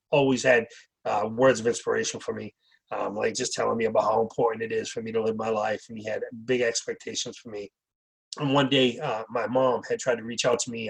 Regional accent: Wareham, Massachusetts, United States; I grew up in Wareham, uh, Massachusetts, uh, as a young kid.

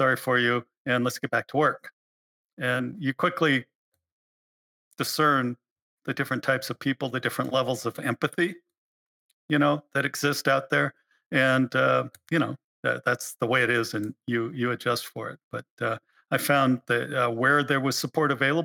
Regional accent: Alaska, United States; I was born in Alaska

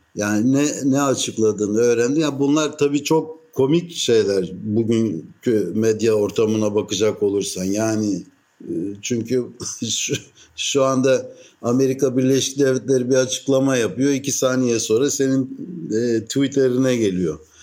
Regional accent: Istanbul, Turkey; now in Athens, Greece; ben İstanbullu bir Rum'um

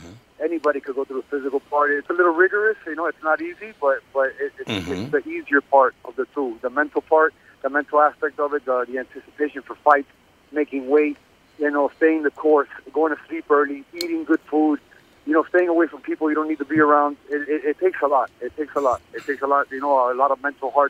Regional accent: Miami, Florida, United States; I was born and raised in Miami. My parents are Cuban

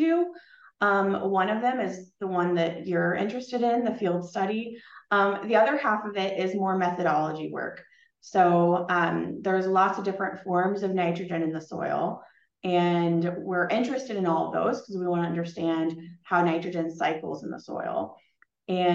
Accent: Mount Pulaski, Illinois, United States; moved away as an adult; now in Fargo, United States; I grew up in Mount Pulaski, Illinois, which was a small town close to Springfield

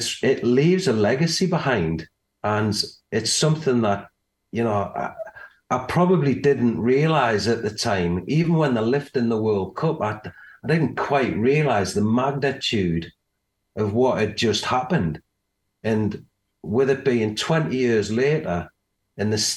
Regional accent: England, United Kingdom; with us being English

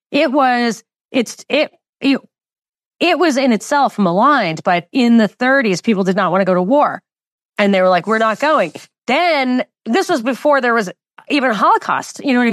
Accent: New York, United States; born or raised there

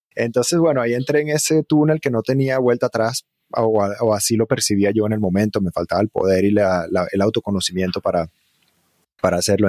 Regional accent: Margarita Island, Nueva Esparta, Venezuela; moved away as an adult; also born or lived in Virginia, United States / Caracas, Venezuela / Barquisimeto, Venezuela; now in United States; Y entonces crecí en Venezuela, en diferentes lugares, un poco en Caracas, un poco en una ciudad llamada Barquisimeto, y hacia más o menos los ocho años, hasta que terminé mi bachillerato, crecí en una isla que se llama Margarita

